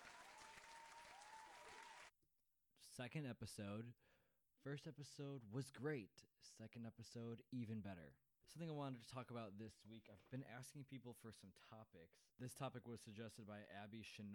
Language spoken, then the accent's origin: English; Chicago, Illinois, United States; my hometown